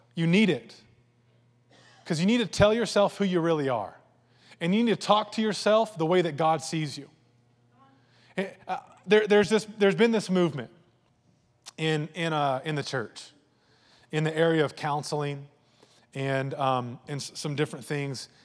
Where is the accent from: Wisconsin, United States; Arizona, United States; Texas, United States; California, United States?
Texas, United States; Lampasas; I grew up in Land Passes